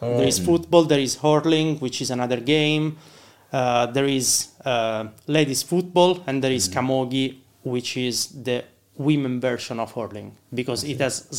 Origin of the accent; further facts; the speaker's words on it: Rome, Lazio, Italy; moved away as an adult; now in Ireland; Yeah, I'm originally from Italy, from Rome, and I moved to Ireland like 4 years ago.